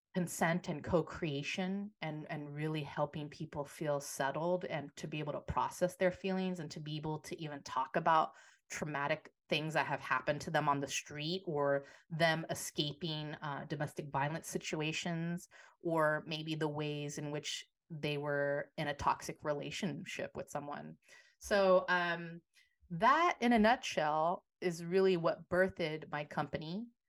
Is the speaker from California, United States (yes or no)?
yes; San Francisco, California, United States; I am a San Francisco native, uh, born and raised in the Yay area